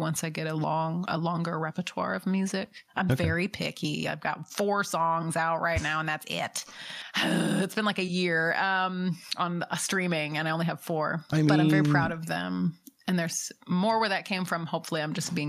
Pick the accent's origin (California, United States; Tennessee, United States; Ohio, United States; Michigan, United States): Tennessee, United States; Nashville; I grew up in Nashville